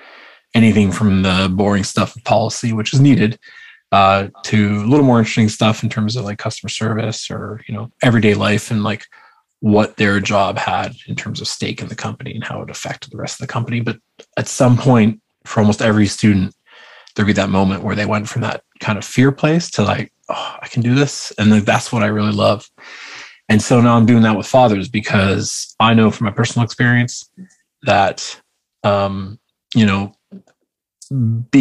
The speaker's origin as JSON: {"language": "English", "town": "Vancouver", "region": "British Columbia", "country": "Canada", "said": "Vancouver, British Columbia. So it's West Coast."}